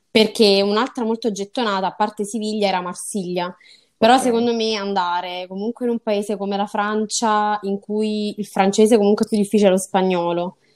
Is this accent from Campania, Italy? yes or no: yes; Salerno, Campania, Italy; Io ho appunto 23 anni, sono nata e cresciuta a Salerno e quindi non, non, mi sono mai spostata in realtà né dalla mia città né poi da, insomma, dalla mia casa natale.